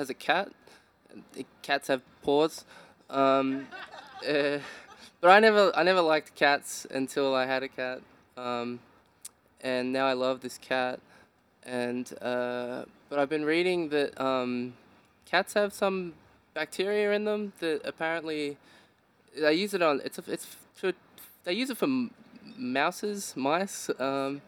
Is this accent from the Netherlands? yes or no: no; Dandenong Ranges, Victoria, Australia; I grew up in the Dandenong Ranges in Victoria.